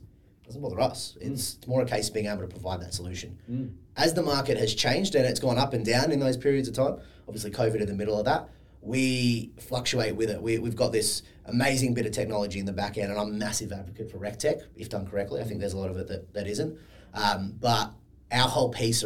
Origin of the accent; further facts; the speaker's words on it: Sydney, New South Wales, Australia; moved away as an adult; also born or lived in Perth; I'm from Sydney, but was living in Perth at the time. Always wanted to come home